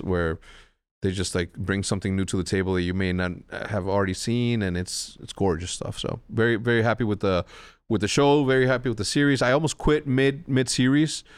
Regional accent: Wheeling, Illinois, United States; When I say I'm from Chicago, I'm just trying to avoid an extra ten seconds of conversation of me explaining where Wheeling, Illinois is

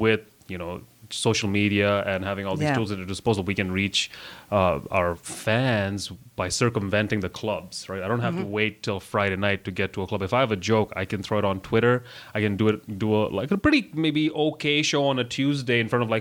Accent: Russia; now in Canada; I have a Canadian passport with my face on it that says I was born in Russia.

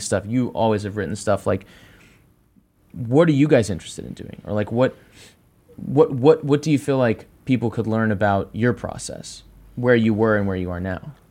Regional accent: Dallas, Texas, United States; I grew up in Dallas, Texas

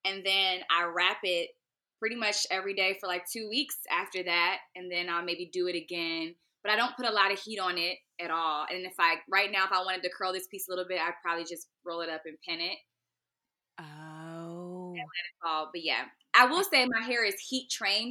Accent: Raleigh, North Carolina, United States; also born or lived in Washington, District of Columbia, United States / Bowie, Maryland; I was raised in North Carolina

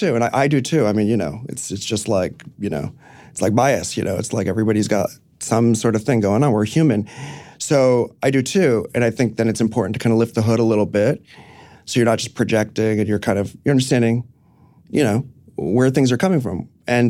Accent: New York City, New York, United States; No. I grew up in the city, but I grew up on Roosevelt Island, actually.

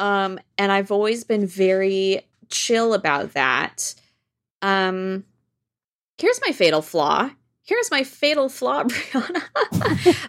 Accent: Washington, United States; moved away as an adult; also born or lived in France; now in New York, United States; we grew up in Washington State and then moved to France when I was fifteen and lived there for two years and then came back to Washington State, uh, where I continue to live until I moved to New York

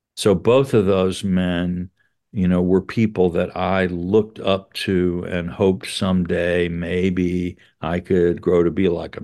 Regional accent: South Carolina, United States; I'm from South Carolina, and so I grew up with a lot of people who said slavery had nothing to do with the war

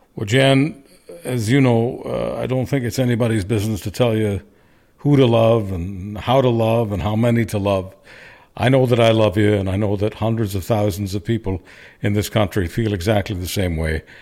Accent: Canada; a Canadian, especially one who launched a talk radio career in nineteen ninety in Alberta

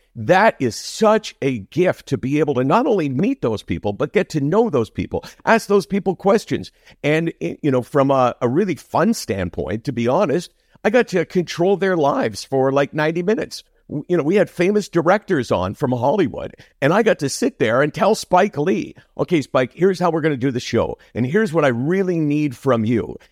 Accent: Toronto, Ontario, Canada; that's my upbringing all the way in Toronto. I've never lived anyplace else.

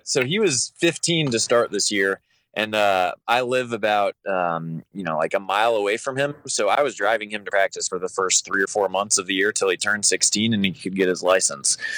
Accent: Kansas City, Kansas, United States; I'm actually from, uh, the Kansas side

